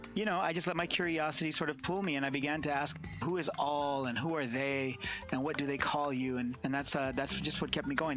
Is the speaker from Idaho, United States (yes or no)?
no; California's San Joaquin Valley, United States; I was born and raised here in California's San Joaquin Valley, the agricultural hub here